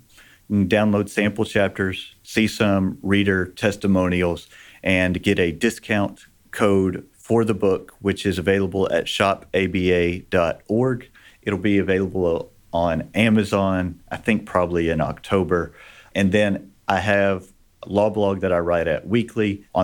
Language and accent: English; Texas, United States; I grew up in Texas